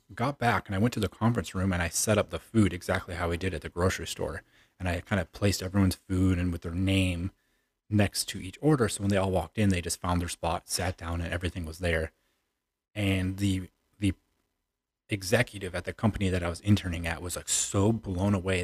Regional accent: Chicago, Illinois, United States; moved away as an adult; I'm originally from the Chicagoland area. I was born and raised there un, until about early two thousand nineteen

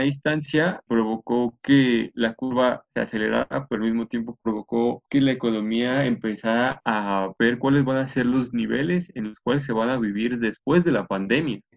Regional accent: Mexico; podamos crecer como sociedad mexicana

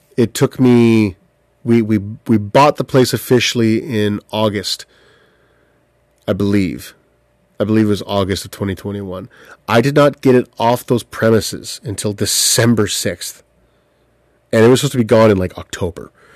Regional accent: Southampton, Ontario, Canada; I grew up in Bruce County in Southampton, Ontario

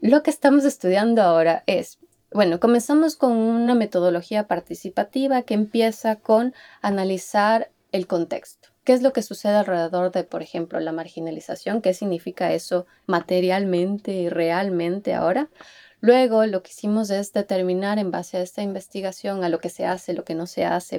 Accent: Ecuador; moved away as an adult; also born or lived in Netherlands / Utrecht, Netherlands; now in Helsinki, Finland; yo soy ecuatoriana, soy una diseñadora ecuatoriana

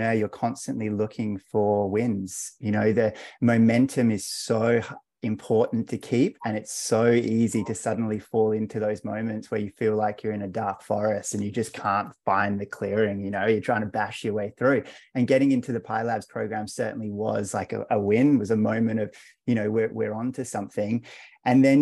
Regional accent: Australia; also born or lived in London; And now we're both back down here in Australia. So I moved from London a couple of years ago, so I'm in Melbourne now

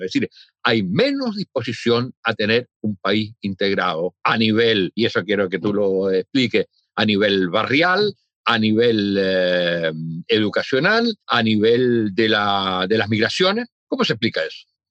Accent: Chile; cómo somos los chilenos

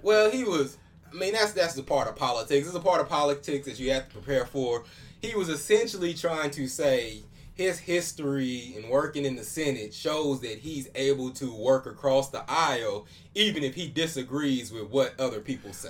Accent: Oklahoma, United States; I'm from Oklahoma too

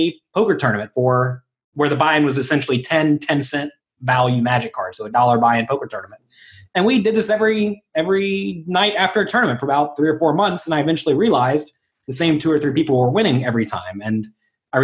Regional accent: Pensacola, Florida, United States; moved away as an adult; also born or lived in Atlanta / Las Vegas; now in New York City, United States; I'm from Pensacola, Florida, originally

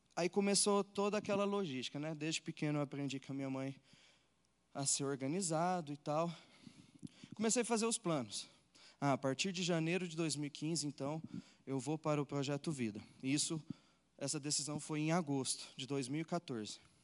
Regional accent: Uberlândia, Minas Gerais, Brazil; eu nasci num lar cristão, eu sou de Uberlândia, Minas Gerais

